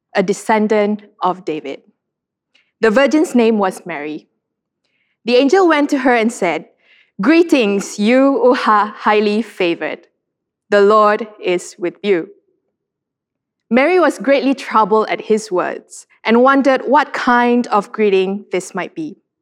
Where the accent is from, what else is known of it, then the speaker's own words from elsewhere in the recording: Sarawak, Malaysia; I'm from Sarawak, and Sarawakians love our beauty pageants.